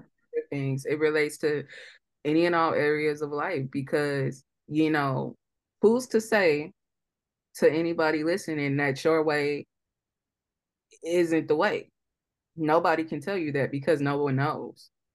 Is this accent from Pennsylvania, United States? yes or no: no; St. Louis, Missouri, United States; we're from Saint Louis